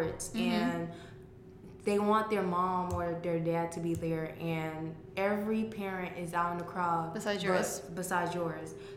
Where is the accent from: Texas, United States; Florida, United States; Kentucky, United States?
Florida, United States; Naples; also born or lived in Miami, Florida; I was born in Miami, but okay. raised in Naples.